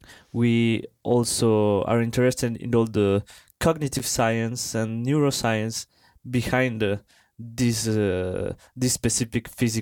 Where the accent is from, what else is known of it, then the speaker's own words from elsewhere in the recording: Colombia; English is a second language; moved away as an adult; now in France; So actually I'm from Colombia